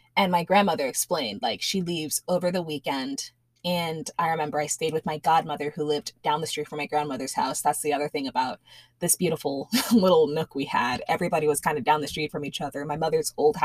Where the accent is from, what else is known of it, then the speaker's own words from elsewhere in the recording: Elmont, New York, United States; now in Central Florida, United States; we had moved from our little nook in Elmont, that's in Nassau County